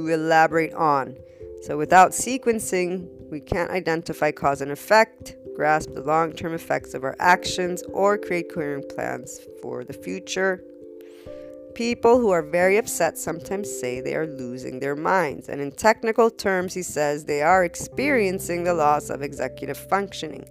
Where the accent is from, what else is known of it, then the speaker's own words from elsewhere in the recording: United States; as an American, I've got plenty of loans for my colleges